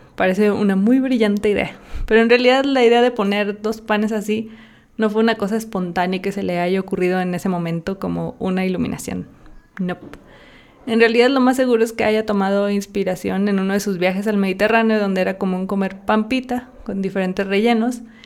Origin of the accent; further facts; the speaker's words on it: Zinapécuaro, Michoacán, Mexico; yo soy de un pueblito en Michoacán que se llama Sinapecuero.